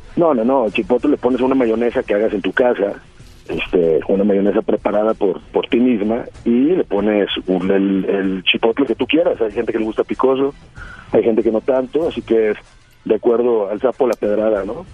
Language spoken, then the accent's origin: Spanish; Tamaulipas, Mexico; accent: Norteño; soy de Tamaulipas